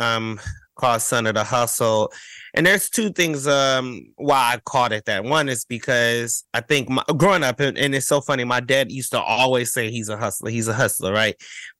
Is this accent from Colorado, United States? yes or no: no; Cleveland, Ohio, United States; as a queer kid, as a Black gay kid, right? Growing up in Cleveland, Ohio